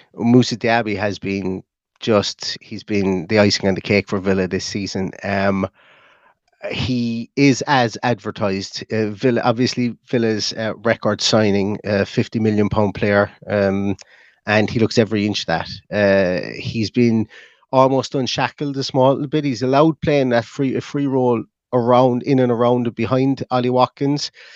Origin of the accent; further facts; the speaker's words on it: Ireland; being Irish